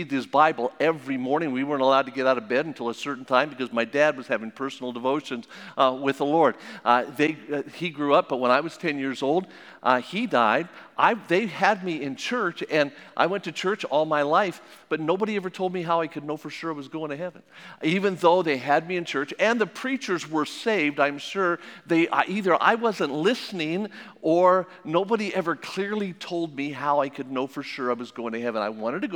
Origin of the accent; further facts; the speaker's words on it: Las Vegas, Nevada, United States; I was born and raised in Las Vegas, in Sin City.